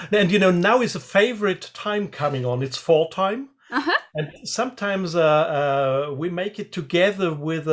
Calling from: Freiburg, Baden-Württemberg, Germany; I'm calling from Germany, and especially the south of Germany, which is Freiburg, and that's close to the border of Switzerland and also close to the border of France. So we call it Dreiländereck. So three countries are around the area where I live.

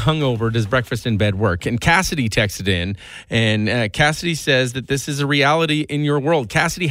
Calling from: Canada; I'm calling from Canada

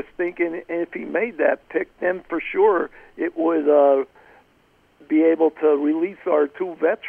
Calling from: Pennsylvania, United States; Hey, hello

